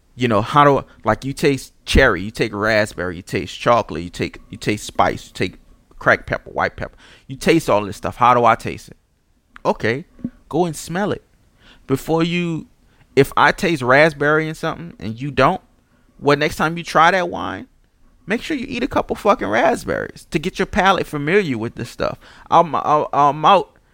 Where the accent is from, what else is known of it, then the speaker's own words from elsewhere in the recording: New Orleans, Louisiana, United States; I'm from Pauline and Saint Claude.